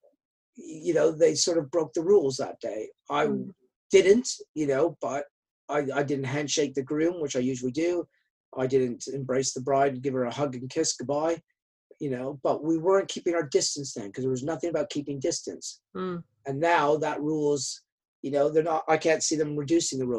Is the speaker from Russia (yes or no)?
no; Canada; I'm from Canada